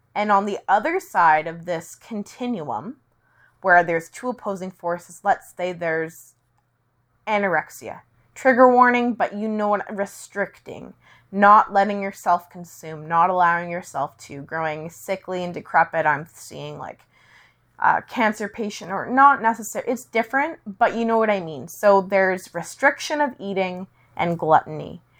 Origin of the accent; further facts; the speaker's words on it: Langley, British Columbia, Canada; I was born on a snowy day in a dreary, rainy town, which was both beautiful and, uh, rural, but also had an urban kick to it, called Langley, B C